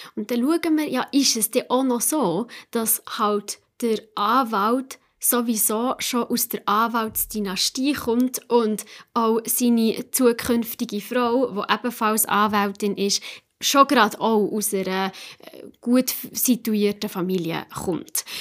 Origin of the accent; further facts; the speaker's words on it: Switzerland; bei uns in der Schweiz